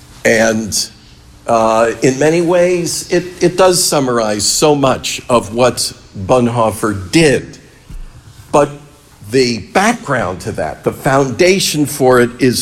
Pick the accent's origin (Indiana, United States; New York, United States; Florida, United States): New York, United States; I grew up in New York State